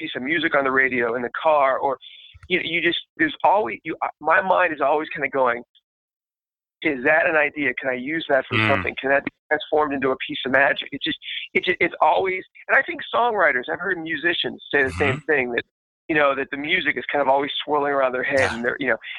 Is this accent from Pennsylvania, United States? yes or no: yes; Pittsburgh, Pennsylvania, United States; I was born and raised in Pittsburgh